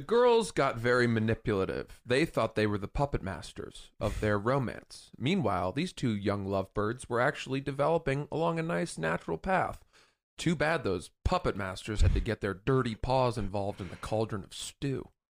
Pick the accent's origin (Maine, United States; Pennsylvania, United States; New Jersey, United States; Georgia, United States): Maine, United States; I'm from Maine